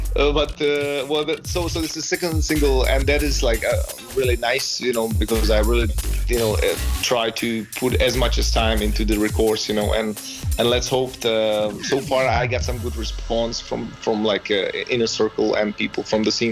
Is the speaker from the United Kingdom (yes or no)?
no; Prague, Czechia; also born or lived in Australia; I'm originally from Prague, Czech Republic, and, and basically I spent my childhood